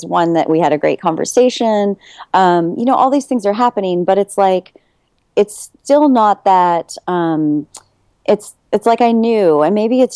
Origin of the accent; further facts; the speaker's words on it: California, United States; I'm in Houston right now, and I'm from California, so I'm in Houston.